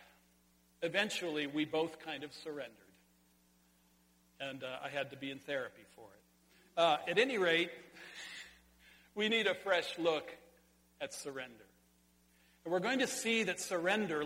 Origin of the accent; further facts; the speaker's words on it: Sonora, California, United States; in California, in my hometown, at the Sonora High School swimming pool high dive.